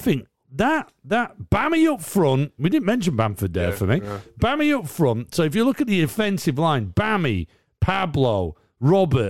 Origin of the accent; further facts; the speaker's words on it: Carlisle, North West England, United Kingdom; I grew up in Carlisle.